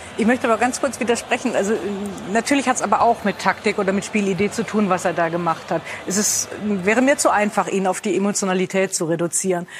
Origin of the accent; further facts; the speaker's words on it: Rhineland, Germany; ich als Rheinländerin